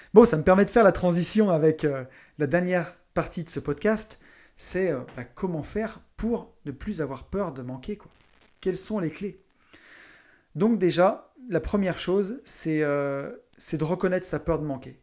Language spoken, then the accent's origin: French; near Saint-Étienne, Auvergne-Rhône-Alpes, France; je viens d'à côté de Saint-Étienne, une grande ville minière